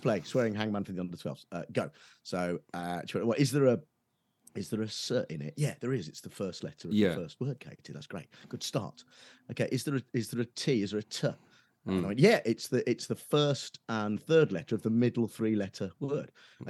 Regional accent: Nuneaton, West Midlands, United Kingdom; so I grew up in Nuneaton, right in the West Midlands. And while it's not quite Birmingham, there's a sort of Birmingham edge to that accent in Nuneaton, right? So my folks are still there and they still sort of have it.

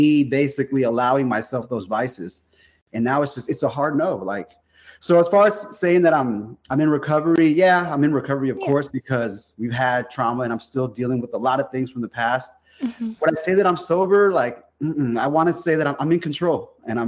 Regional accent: South San Francisco, California, United States; now in Modesto, United States; I grew up in South San Francisco. I live about 100 miles out there in the valley, kind of beneath Sacramento a little bit, in a town called Modesto.

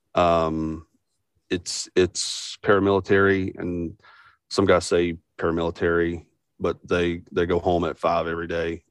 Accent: West Virginia, United States; I'm from Best Virginia

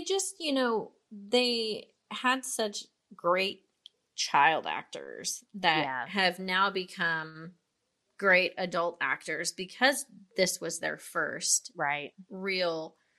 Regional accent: Texas, United States; I'm a Texan.

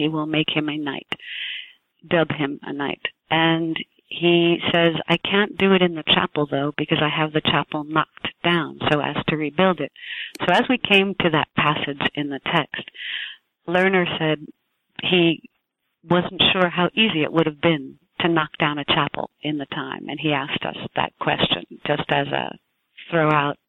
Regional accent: New Jersey, United States; also born or lived in New York City, United States; I was born in New Jersey

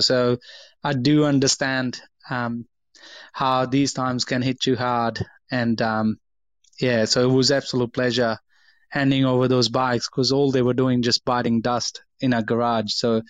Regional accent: India; what nationality are you? And I tell them I'm from India.

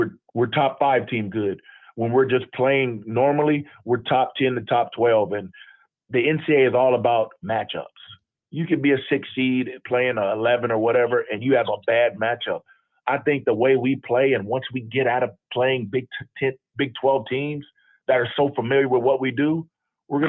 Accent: Southern California, United States; moved away as an adult; I'm from Southern California

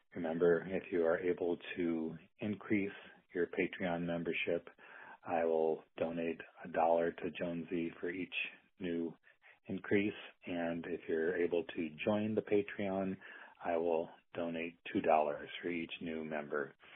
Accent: Burlington, Iowa, United States; now in Iowa City, United States; I'm calling from my hometown of Burlington, Iowa

